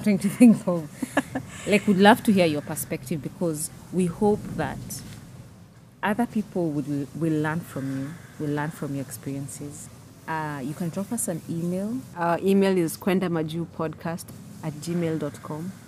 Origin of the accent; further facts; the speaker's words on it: Nairobi, Kenya; I was born and raised and I work in Nairobi, Kenya